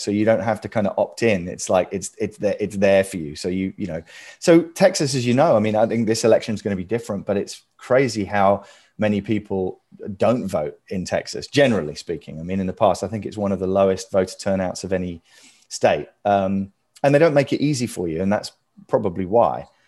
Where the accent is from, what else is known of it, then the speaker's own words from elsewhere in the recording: United Kingdom; moved away as an adult; now in United States; I am this sort of Brit kind of living over here